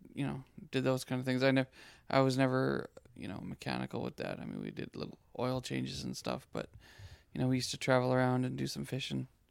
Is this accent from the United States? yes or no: no; Saskatoon, Saskatchewan, Canada; moved away; also born or lived in Abbotsford / Nelson, British Columbia; I was brought up in Saskatchewan.